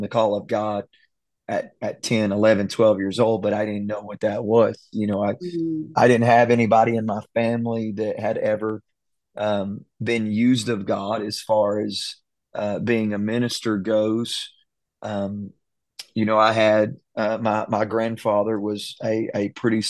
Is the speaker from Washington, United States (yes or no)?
no; Silsbee, Texas, United States; I grew up in Silsby, Texas. This is Southeast Texas